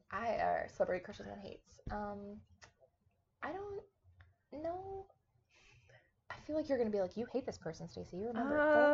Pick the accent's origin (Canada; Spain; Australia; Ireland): Canada; we're both Canadian.